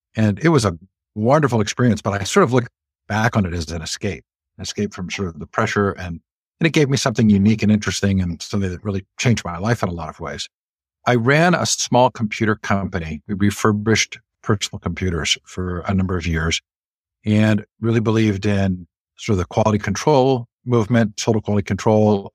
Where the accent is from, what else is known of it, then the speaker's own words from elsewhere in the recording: Stanford, California, United States; moved away; I grew up largely on the Stanford campus